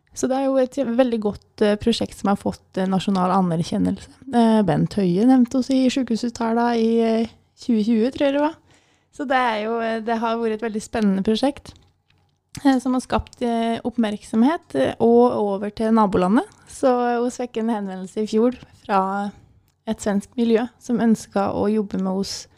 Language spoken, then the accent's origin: Norwegian; Vinstra, Innlandet, Norway; Kommer fra Gudbrandsdalen, det er litt eh, greit å nevne. Jeg kommer fra Vinstra.